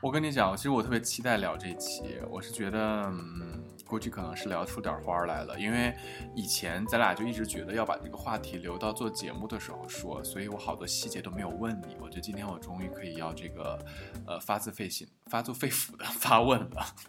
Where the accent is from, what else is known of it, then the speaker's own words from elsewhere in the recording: China; now in Europe; 我们中国人